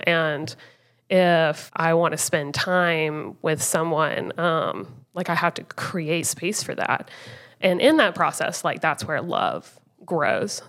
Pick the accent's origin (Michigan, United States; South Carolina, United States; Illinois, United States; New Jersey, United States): South Carolina, United States; Rock Hill; also born or lived in Greenville, South Carolina; I grew up in Rock Hill, South Carolina